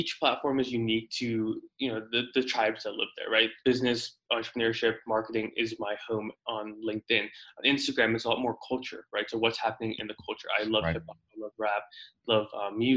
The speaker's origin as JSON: {"language": "English", "country": "South Africa", "tie": "born or raised there", "also_born_or_lived": "Houston, United States", "moved": "yes", "lives_now": "Phoenix, United States", "said": "So originally I was born in South Africa. My ancestors been there for tens of thousands of years, a couple hundred years. But in 07, December of 07, my family immigrated to the States, lived in Houston for a couple of years"}